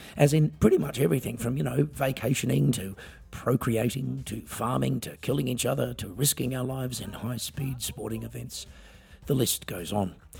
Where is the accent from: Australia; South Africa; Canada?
Australia; I'm an Australian singer songwriter